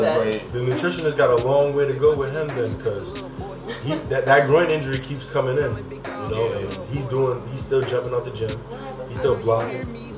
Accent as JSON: {"language": "English", "region": "New York", "country": "United States", "said": "So I know how New York is. I'm a New Yorker."}